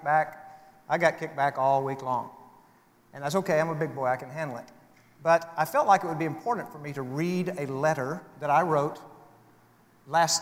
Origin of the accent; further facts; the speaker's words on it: United States; I hold personal values that I prefer as an American citizen